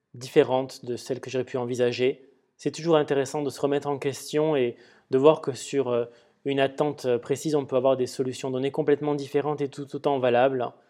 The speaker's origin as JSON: {"language": "French", "town": "Perpignan", "region": "Occitania", "country": "France", "tie": "born or raised there", "said": "J'ai grandi en partie, euh, je suis originaire de Perpignan, et donc j'ai passé une partie de mon enfance à arpenter ces rues."}